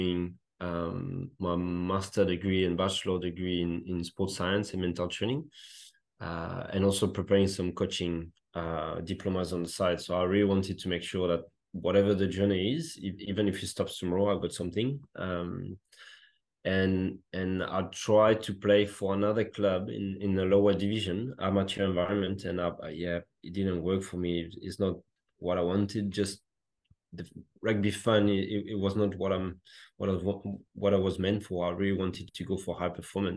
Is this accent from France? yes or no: yes; France; English is a second language; moved away as an adult; also born or lived in Australia / Netherlands; as a classic Frenchman, I couldn't speak a word of English